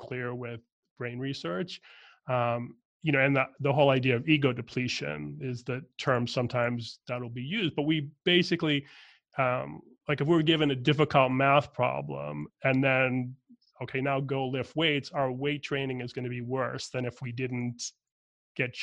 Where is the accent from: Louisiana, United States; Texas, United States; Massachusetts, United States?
Massachusetts, United States; Boston; I'm from Boston, Irish Catholic family. My dad had crazy commute in and out of Boston most of my growing up time period.